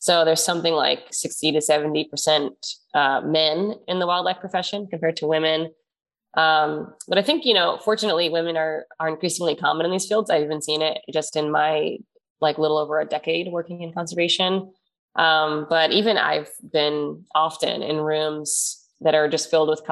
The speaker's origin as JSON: {"language": "English", "town": "New York City", "region": "New York", "country": "United States", "tie": "born or raised there", "said": "when I was a kid growing up in Queens in New York"}